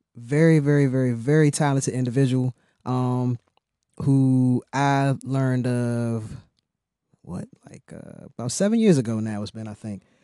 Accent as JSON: {"language": "English", "town": "Oxon Hill", "region": "Maryland", "country": "United States", "tie": "born or raised there", "said": "me growing up in Oxon Hill"}